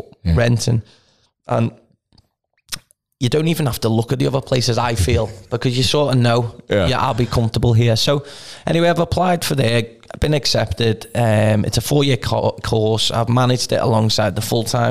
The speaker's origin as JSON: {"language": "English", "area": "the Wirral", "region": "North West England", "country": "United Kingdom", "said": "So am I."}